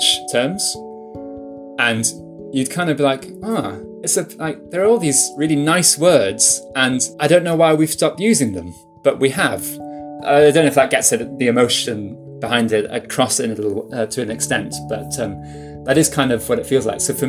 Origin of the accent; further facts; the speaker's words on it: Welsh, Wales, United Kingdom; first language Welsh; English is a second language; so my first language is Welsh. We speak Welsh at home. I grew up speaking Welsh